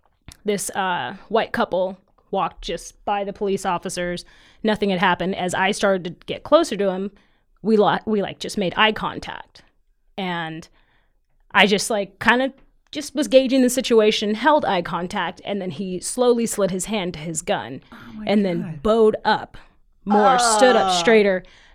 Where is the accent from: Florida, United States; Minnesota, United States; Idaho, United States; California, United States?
Idaho, United States; Caldwell; I was born actually in Caldwell, but like my family's always lived in Idaho. I was kind of raised here.